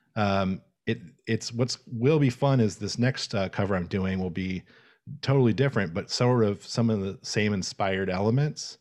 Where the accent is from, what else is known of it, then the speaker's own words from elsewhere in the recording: Tallahassee, Florida, United States; I grew up in Tallahassee, Florida